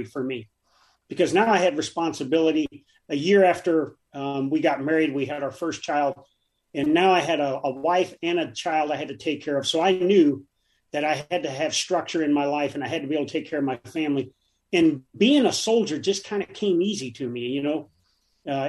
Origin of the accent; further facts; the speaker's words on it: Davenport, Iowa, United States; moved away as an adult; I grew up in Davenport, Iowa